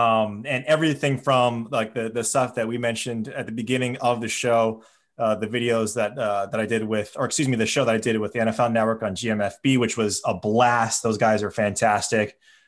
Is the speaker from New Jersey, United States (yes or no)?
no; Hawaii, United States; I'm born and raised in Hawaii.